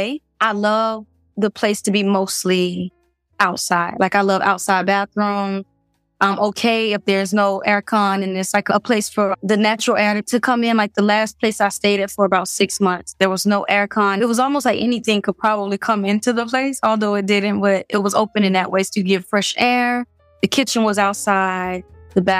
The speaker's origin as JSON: {"language": "English", "town": "Miami", "region": "Florida", "country": "United States", "moved": "as an adult", "said": "I'm from Miami"}